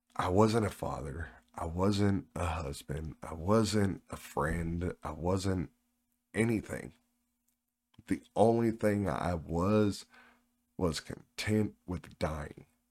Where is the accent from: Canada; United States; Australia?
United States; Oklahoma; moved away; I'm originally from Oklahoma